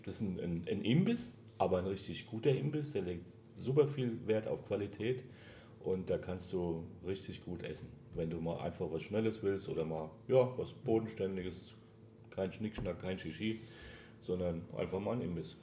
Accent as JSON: {"language": "German", "region": "Hesse", "country": "Germany", "accent": "Hessian", "moved": "yes", "lives_now": "Heilbronn, Germany", "said": "man hört mein Hessisch immer noch ein bisschen"}